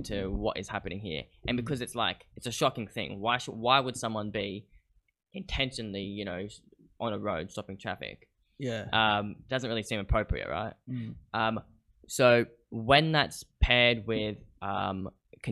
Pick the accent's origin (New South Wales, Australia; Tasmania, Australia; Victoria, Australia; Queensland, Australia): Queensland, Australia; Caloundra; now in Brisbane, Australia; I'm from Caloundra on the Sunshine Coast